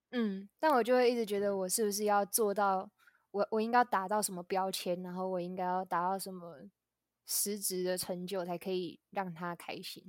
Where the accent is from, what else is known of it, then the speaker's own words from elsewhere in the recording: Tainan, Taiwan; 我来自台南